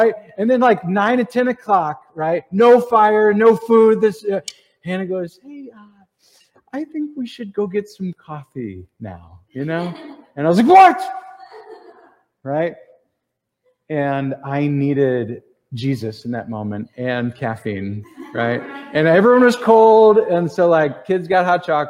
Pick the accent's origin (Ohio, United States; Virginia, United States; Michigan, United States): Ohio, United States; we're from Ohio